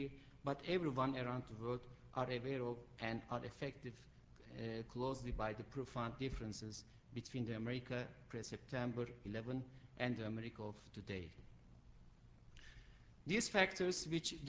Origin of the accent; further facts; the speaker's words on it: Turkey; moved away; I'm Turkish